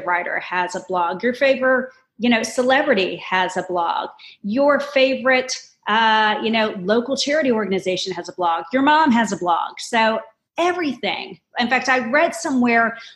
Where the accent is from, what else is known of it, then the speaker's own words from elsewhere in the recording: Orlando, Florida, United States; I was born and raised here in the Orlando area